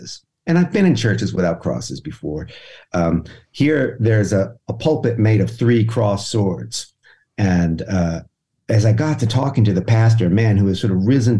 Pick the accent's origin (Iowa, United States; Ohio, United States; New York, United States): New York, United States; I'm really a New Yorker